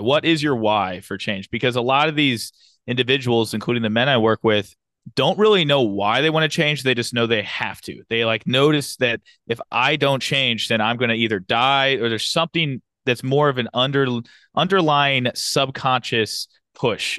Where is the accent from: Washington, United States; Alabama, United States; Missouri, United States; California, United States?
Missouri, United States; St. Louis; moved away as an adult; now in Fayetteville, United States; I was born and raised in Saint Louis, Missouri.